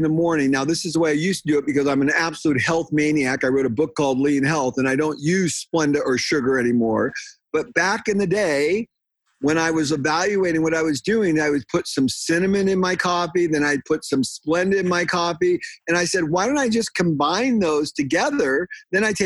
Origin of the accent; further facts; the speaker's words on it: San Diego, California, United States; moved away as an adult; now in Washington, United States; I'm from San Diego. I'm a native Californian